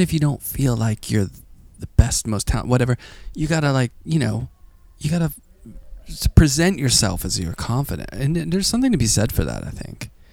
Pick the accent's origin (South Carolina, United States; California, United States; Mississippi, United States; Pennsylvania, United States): Pennsylvania, United States; Pittsburgh; I grew up in Pittsburgh, which is pretty gray